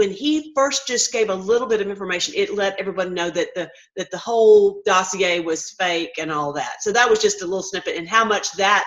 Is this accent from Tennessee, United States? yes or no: yes; Tennessee, United States; moved away; I'm from Tennessee originally